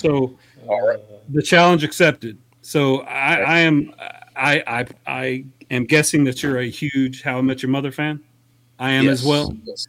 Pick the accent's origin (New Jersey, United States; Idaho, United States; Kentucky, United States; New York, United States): Kentucky, United States; Corbin; I was born in Corbin, Kentucky.